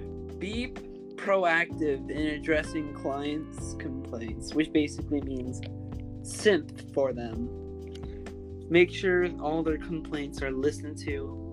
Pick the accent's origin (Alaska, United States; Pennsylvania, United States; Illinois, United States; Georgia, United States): Alaska, United States; We're also from Alaska.